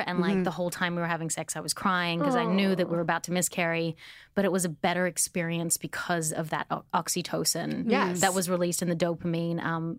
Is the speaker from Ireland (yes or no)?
no; Australia; now in Los Angeles, United States; I'm from Australia, and I came here